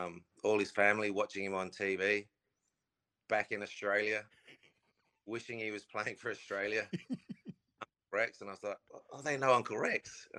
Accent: England, United Kingdom; As an Englishman, you don't like seeing him

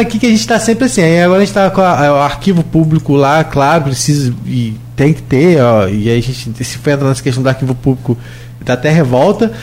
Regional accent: São João da Barra, Rio de Janeiro, Brazil; Eu sou de Gruçaí, lá de São João da Barra

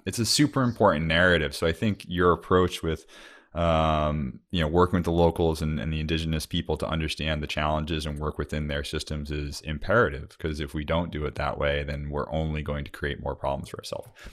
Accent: Cape Cod, Massachusetts, United States; moved away; I'm from Cape Cod originally in the Northeast

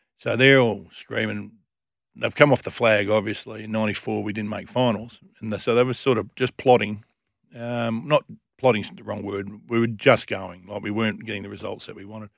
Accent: Lesmurdy, Western Australia, Australia; also born or lived in Kalamunda; Born and bred, born in Kalamunda Hospital

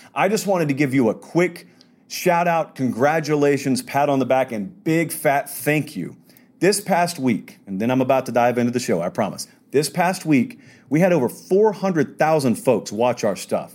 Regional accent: Georgia, United States; I'm from Georgia.

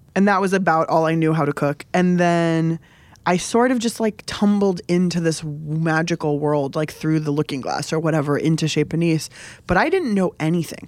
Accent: San Diego, California, United States; I grew up in San Diego, basically on the border with Mexico

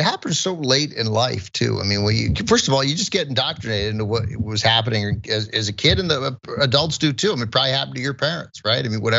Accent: United States; Because I'm American, right?

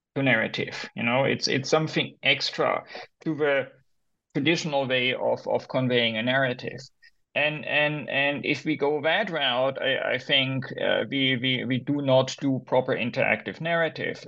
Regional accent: Germany; moved away as an adult; also born or lived in Berlin / United States; I'm originally from Germany

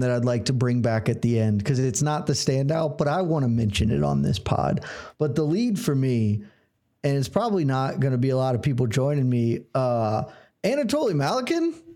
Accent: Georgia, United States; I was born and raised in Georgia

